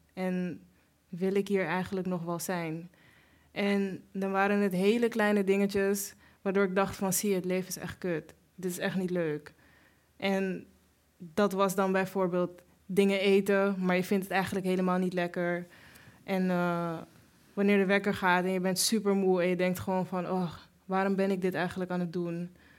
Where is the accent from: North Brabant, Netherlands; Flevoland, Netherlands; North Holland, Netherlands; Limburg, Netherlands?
North Holland, Netherlands; Amsterdam; een beetje Suriname, een beetje Nederland, heel veel Amsterdam